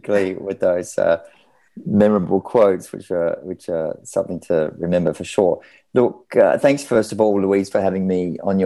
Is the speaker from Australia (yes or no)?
yes; Australia; moved away as an adult; now in Milan, Italy; I was born in Australia myself